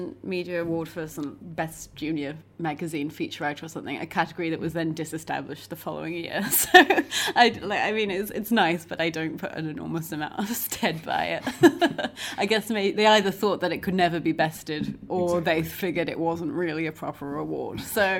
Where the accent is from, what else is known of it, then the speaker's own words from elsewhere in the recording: New Zealand; accent: mongrel; also born or lived in England; now in London, United Kingdom; as you may be able to tell from my sort of mongrel accent, I was born in England, lived here until I was 9, and then moved to New Zealand with my family.